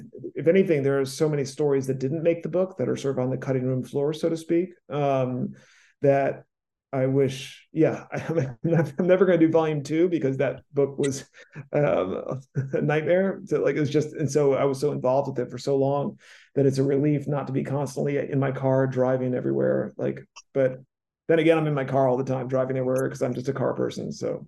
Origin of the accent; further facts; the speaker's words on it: East Coast, United States; now in Los Angeles, United States; I'm a novelist from the East Coast